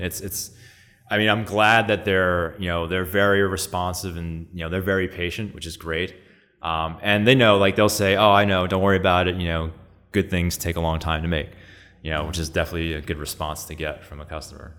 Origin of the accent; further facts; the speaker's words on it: New York, United States; I was born and raised here in New York, in Astoria